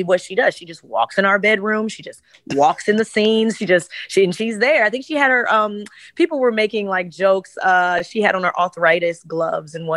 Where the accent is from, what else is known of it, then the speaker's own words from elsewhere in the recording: Chicago, Illinois, United States; I'm from Chicago